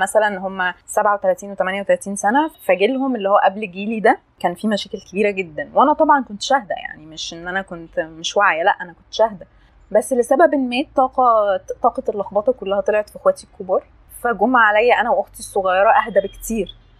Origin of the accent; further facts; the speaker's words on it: Asyut, Asyut Governorate, Egypt; moved away as an adult; also born or lived in London; now in Cairo, Egypt; انا اتربيت في اسيوط